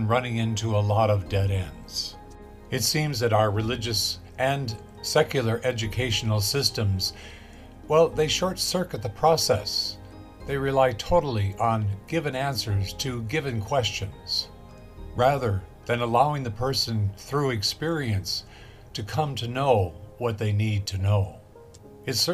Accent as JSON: {"language": "English", "town": "Los Angeles", "region": "California", "country": "United States", "tie": "born or raised there", "said": "I grew up in Los Angeles, and in the 1950s"}